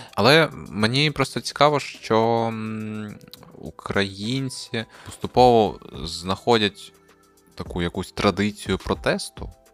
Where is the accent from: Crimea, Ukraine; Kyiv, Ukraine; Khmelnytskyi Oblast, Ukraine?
Crimea, Ukraine; moved away; ми зростали в Криму, де якби е, політичне поле не існує